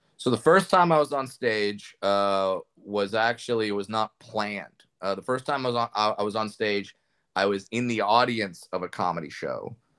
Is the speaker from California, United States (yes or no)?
yes; Orange County, California, United States; I grew up in Orange County, California